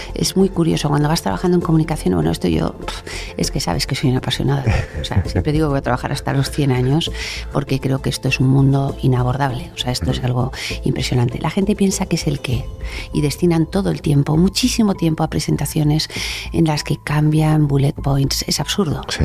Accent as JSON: {"language": "Spanish", "town": "Bilbao", "region": "Basque Country", "country": "Spain", "tie": "born or raised there", "also_born_or_lived": "Madrid", "moved": "as an adult", "said": "nací en Bilbao y soy la hermana pequeña, con lo cual estaba deseando salir de Bilbao y cuando me llegó mi turno elegí Madrid"}